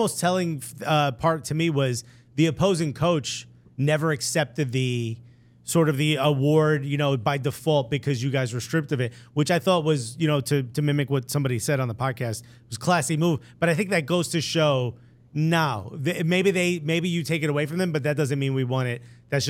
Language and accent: English; Newark, New Jersey, United States; I'm born and raised in Newark